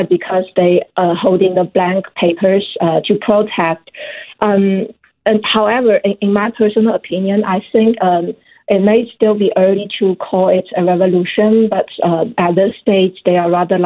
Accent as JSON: {"language": "English", "region": "Shanghai", "country": "China", "tie": "born or raised there", "moved": "yes", "said": "my hometown Shanghai"}